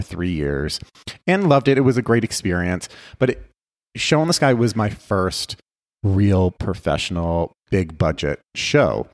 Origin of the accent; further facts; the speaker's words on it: Guelph, Ontario, Canada; now in Las Vegas, United States; I grew up in Canada. I grew up in a, a small city just outside of Toronto called Guelph